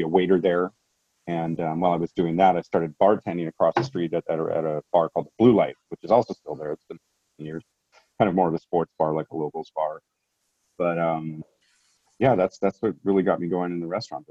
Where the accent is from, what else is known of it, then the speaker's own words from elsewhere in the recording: San Francisco, California, United States; I was born in the 70s in San Francisco, and I grew up in Laurel Heights, the Presidio Heights area